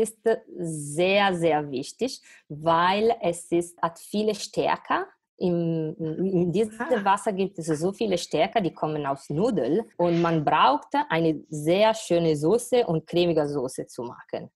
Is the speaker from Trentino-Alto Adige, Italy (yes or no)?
no; Varese, Lombardy, Italy; German is a second language; moved away as an adult; also born or lived in Milan; now in Düsseldorf, Germany; ich komme aus Norditalien, aus Lombardei, Varese, in der Nähe von Mailand